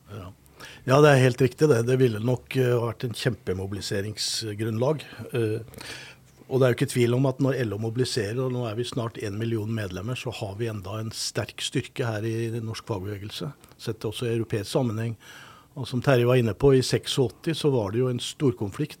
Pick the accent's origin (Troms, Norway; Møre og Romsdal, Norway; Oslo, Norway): Oslo, Norway; now in Trondheim, Norway; når jeg vokste opp i Oslo. Gikk på Grefsen folkeskole.